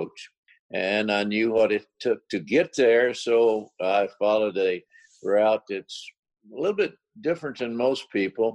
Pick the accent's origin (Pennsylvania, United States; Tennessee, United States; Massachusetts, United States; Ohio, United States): Tennessee, United States; Roan Mountain; moved away as an adult; also born or lived in California / Virginia / Alabama; I'm from Roan Mountain, Tennessee. It's up in Upper East Tennessee